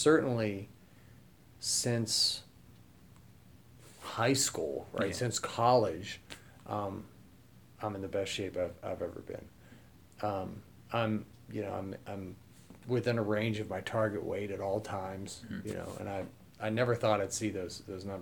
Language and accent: English; Pittsburgh, Pennsylvania, United States; I'm from Pittsburgh